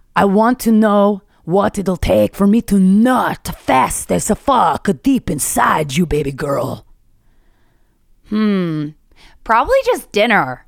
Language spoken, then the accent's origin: English; Philadelphia, Pennsylvania, United States; now in New York City, United States; my hometown of Philly